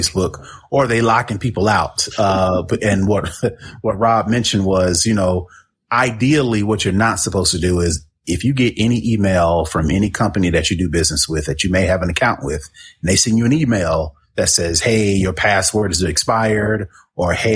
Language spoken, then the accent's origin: English; Indianapolis, Indiana, United States; I'm from Indianapolis.